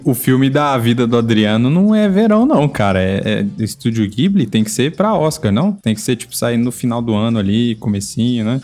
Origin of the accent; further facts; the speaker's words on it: Minas Gerais, Brazil; um Menino normal crescendo em Minas Gerais